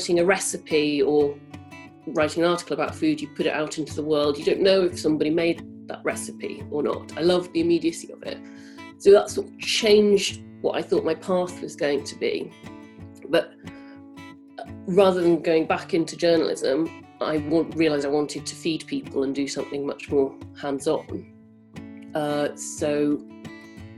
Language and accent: English; Cambridge, East of England, United Kingdom; also born or lived in Newcastle upon Tyne; I grew up in Cambridge, and that's why I have no northern accent